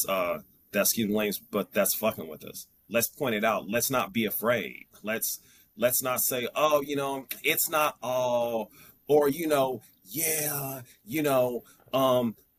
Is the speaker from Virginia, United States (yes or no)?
no; Kansas City, Missouri, United States; I'm from Kansas City, Missouri.